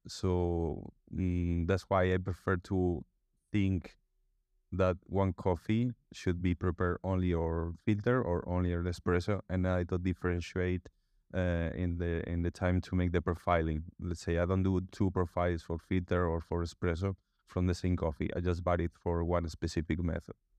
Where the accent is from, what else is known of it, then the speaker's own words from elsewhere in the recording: A Coruña, Galicia, Spain; also born or lived in London; now in Barcelona, Spain; I'm based here in Barcelona, but I'm from La Coruña, northwest of, of Spain